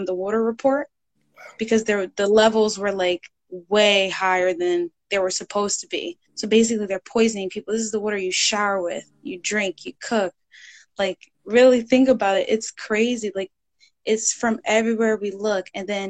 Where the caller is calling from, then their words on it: New Jersey, United States; So I'm calling from New Jersey.